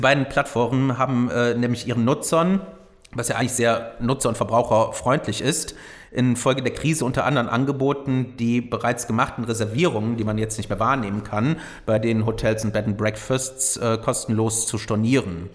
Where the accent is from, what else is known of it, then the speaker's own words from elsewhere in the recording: Rhineland, Germany; hier im Rheinland